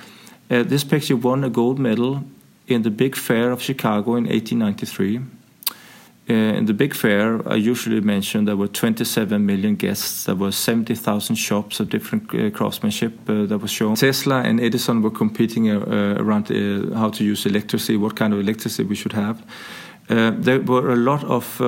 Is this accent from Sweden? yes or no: yes; Sweden; moved away as an adult; now in Denmark; So I grew up in Sweden.